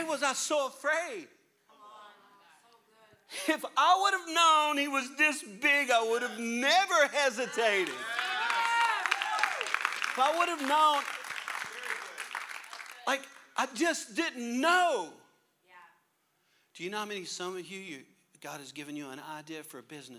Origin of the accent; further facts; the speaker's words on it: Louisiana, United States; I'm a Cajun from Louisiana.